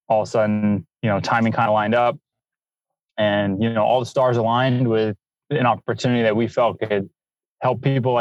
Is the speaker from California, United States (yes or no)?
yes; San Francisco, California, United States; also born or lived in San Bruno / Denver; So my parents live in San Bruno. It's kind of where the airport is at SFO, and went to high school in the city and then went to college in Denver